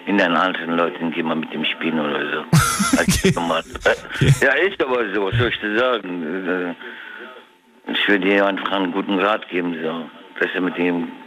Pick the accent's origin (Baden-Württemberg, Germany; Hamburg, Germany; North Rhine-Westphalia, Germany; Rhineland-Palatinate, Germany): Rhineland-Palatinate, Germany; Germersheim; Aus Germersheim.